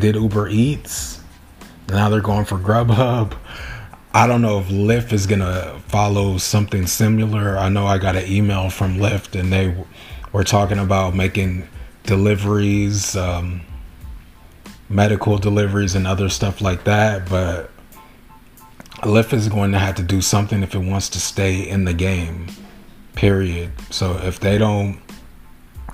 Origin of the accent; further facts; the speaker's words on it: Long Beach, California, United States; I'm from Long Beach